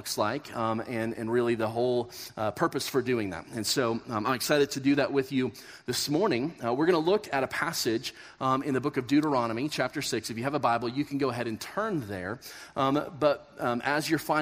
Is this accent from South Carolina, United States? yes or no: no; Kansas, United States; moved away as an adult; now in Colorado, United States; we grew up in Kansas